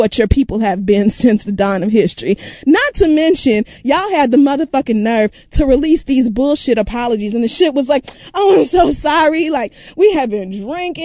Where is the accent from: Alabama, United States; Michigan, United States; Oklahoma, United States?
Oklahoma, United States; moved away; I'm from Oklahoma and everything about Oklahoma is so dear to me